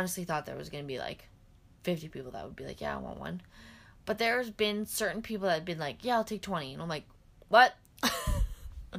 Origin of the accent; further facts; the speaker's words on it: Regina, Saskatchewan, Canada; moved away; also born or lived in Edmonton / St. Albert / Vermilion / Winnipeg; I grew up in Regina.